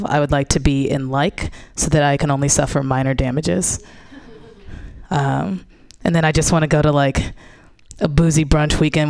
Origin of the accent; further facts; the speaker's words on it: Missouri, United States; I'm from Missouri and like we don't always care about like recycling and like climate change. Like there's still, you know, I'm from the area of the country where there's like coal people, coal miners